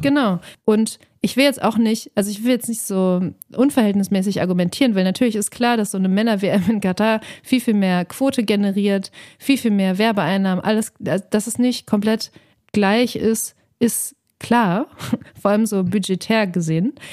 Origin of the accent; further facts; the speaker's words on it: Dortmund, North Rhine-Westphalia, Germany; ich komme aus Dortmund